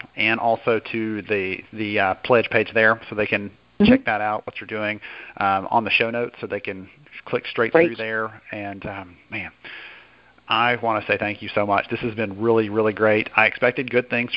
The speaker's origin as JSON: {"language": "English", "region": "Alabama", "country": "United States", "said": "I'm from Alabama."}